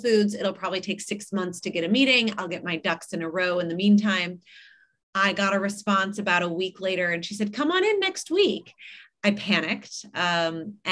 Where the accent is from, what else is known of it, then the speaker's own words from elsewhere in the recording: Malibu, California, United States; I grew up in Malibu. I live on the west side now, but not in Malibu